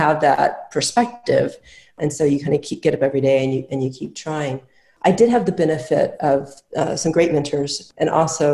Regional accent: Midwest, United States; I grew up in the Midwest

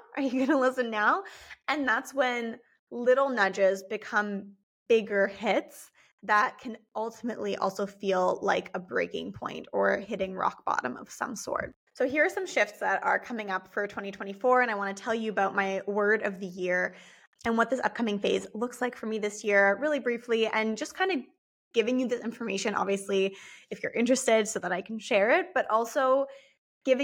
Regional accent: United States; born there; since I am part Canadian, part German, born in the US, have moved around a lot.

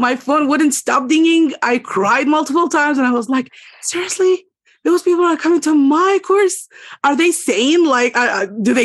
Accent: Egypt; English is a second language; I'm from Egypt

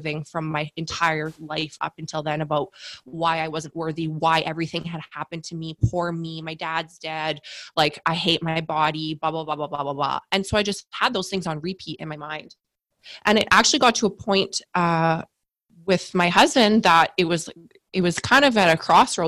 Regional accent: Canada; I'm Canadian. So I got a year of maternity leave with my first son

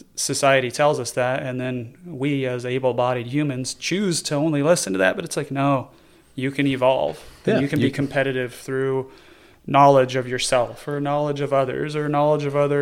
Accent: Oregon, United States; now in Arizona, United States; I grew up in Oregon

